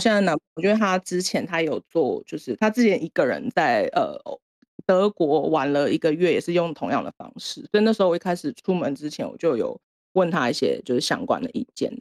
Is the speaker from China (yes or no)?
no; Taiwan; moved away as an adult; now in Japan; 身为一个台湾人